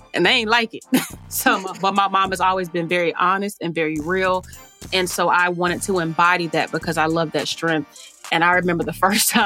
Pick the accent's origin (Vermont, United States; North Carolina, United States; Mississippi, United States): North Carolina, United States; Charlotte; I'm from Charlotte and depending on, grew up in Hidden Valley